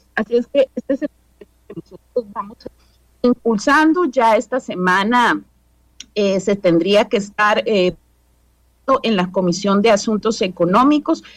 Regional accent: Costa Rica; como costarricenses

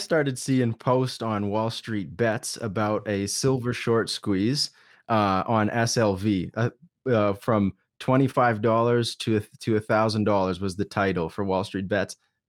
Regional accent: Alberta, Canada; Yeah, so I'm born and raised in Canada, good old Alberta.

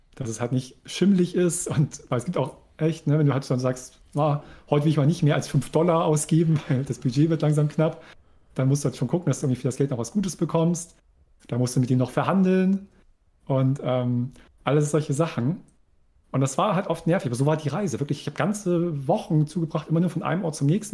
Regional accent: East Germany, Germany; also born or lived in Delmhorst; now in Bremen, Germany; ich als Ossi

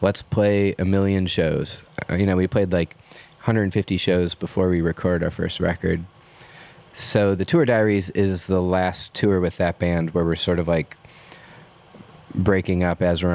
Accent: United States; being American or a musician

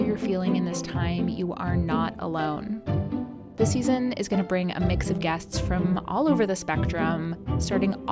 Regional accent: South Carolina, United States; also born or lived in Kansas City, Missouri; now in New York City, United States; my hometown in South Carolina.

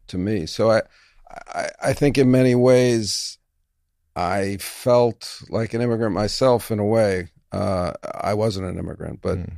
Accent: New York City, New York, United States; a kid growing up in New York City

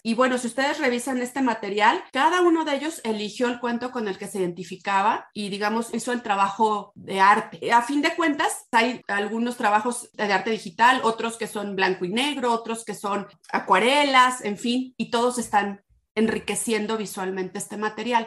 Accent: Morelia, Michoacán, Mexico; soy originaria de Morelia, Michoacán. Acá he vivido pues, la mayor parte de, mi vida.

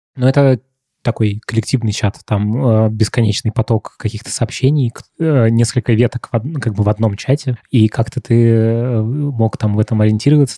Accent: Moscow, Russia; в том районе, где я рос, в Марьино

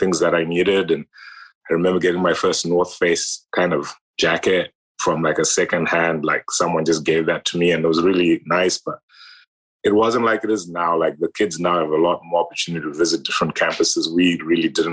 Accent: Harare, Zimbabwe; moved away; I grew up in Zimbabwe, in Harare, Zimbabwe, the capital city.

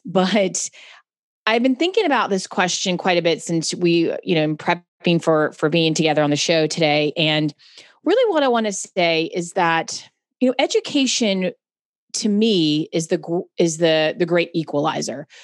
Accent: Charlotte, North Carolina, United States; I'm from Charlotte, North Carolina

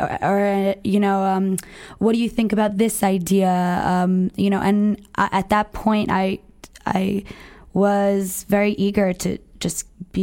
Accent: New Jersey, United States; I'm from New Jersey

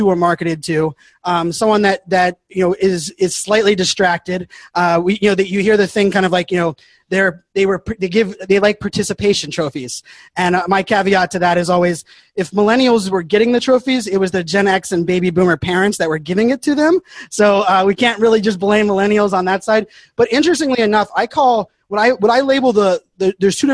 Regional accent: Pittsburgh, Pennsylvania, United States; I was born and raised in Pittsburgh, Pennsylvania

